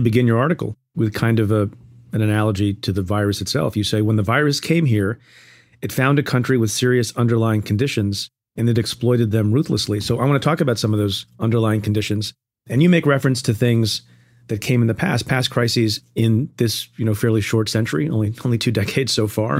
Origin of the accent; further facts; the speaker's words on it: New York, United States; I'm from New York